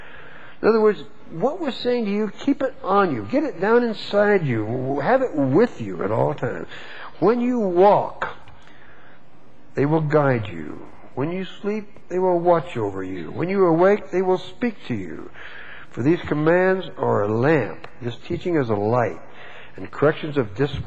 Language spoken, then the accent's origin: English; Texas, United States; I was born and raised in Texas